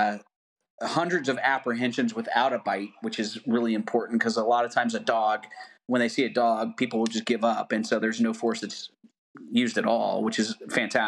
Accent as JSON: {"language": "English", "region": "the South", "country": "United States", "said": "I'm from the South"}